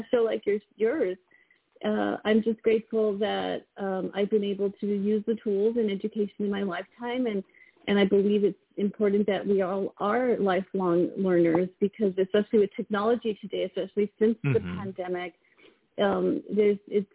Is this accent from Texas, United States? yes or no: yes; El Paso, Texas, United States; moved away as an adult; now in California, United States; I grew up in El Paso, Texas